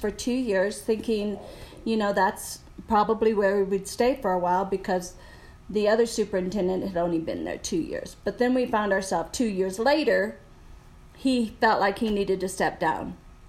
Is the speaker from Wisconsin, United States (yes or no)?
yes; Wisconsin, United States; I was born in Wisconsin, so cold weather. And then my mom and dad decided to have 17 children. And I'm number 16 out of those 17.